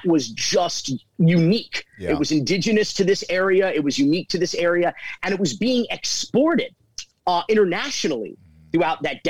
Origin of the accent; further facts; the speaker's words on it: Miami, Florida, United States; also born or lived in Fort Myers, Florida; I was born in Fort Myers, Florida, in 1978, and we moved down to Miami though when I was about 3 years old. So I'm a native Floridian and a lifelong Miamian